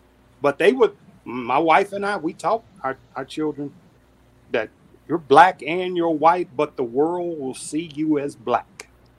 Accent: Dallas, Texas, United States; That's my hometown, Dallas

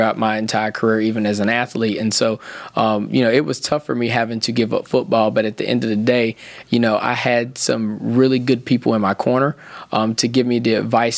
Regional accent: Thomasville, Georgia, United States; moved away; making it out of my hometown. I'm from a small town called Thomasville, Georgia

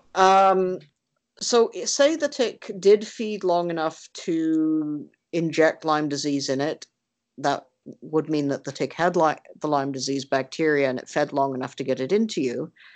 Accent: Canada; being Canadian

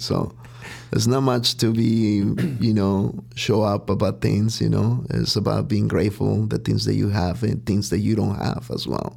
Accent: Huitzuco, Guerrero, Mexico; now in Chicago, United States; I was born and raised in Mexico, and there's really a small town called Huitzuco Guerrero.

